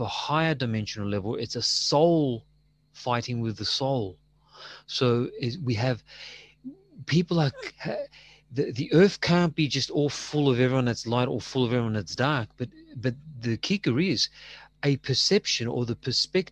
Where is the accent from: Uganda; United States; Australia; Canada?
Australia; I'm Australian, you know, with Greek parents.